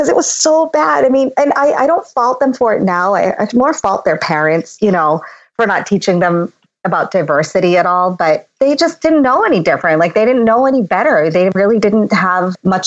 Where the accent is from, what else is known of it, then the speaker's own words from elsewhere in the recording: Boston, Massachusetts, United States; also born or lived in India; I grew up in the South Shore of Boston